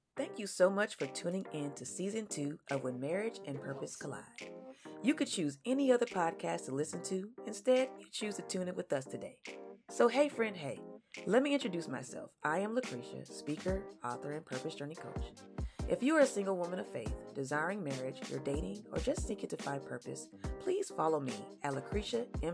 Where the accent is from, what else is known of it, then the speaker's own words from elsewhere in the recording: California, United States; now in Kansas City, United States; I'm from California